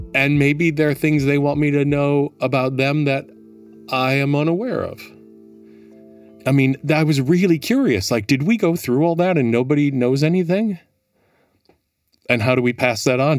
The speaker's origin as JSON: {"language": "English", "town": "Milwaukee", "region": "Wisconsin", "country": "United States", "tie": "born or raised there", "also_born_or_lived": "Minneapolis, Minnesota", "moved": "as an adult", "lives_now": "New York, United States", "said": "Milwaukee, um, born and raised Milwaukee"}